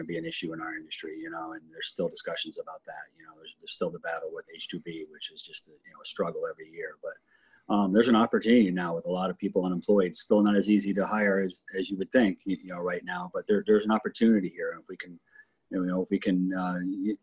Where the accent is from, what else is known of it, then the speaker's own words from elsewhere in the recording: Telluride, Colorado, United States; I grew up in Telluride for quite a few years